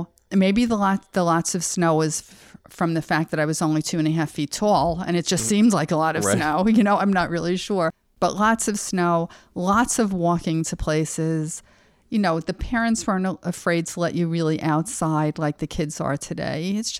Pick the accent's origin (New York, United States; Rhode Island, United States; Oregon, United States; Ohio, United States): New York, United States; Albertson; also born or lived in Brooklyn; so I was born in 1950 in Brooklyn, moved out to Long Island when we were two. We lived on a wonderful block called Willow Place in Albertson.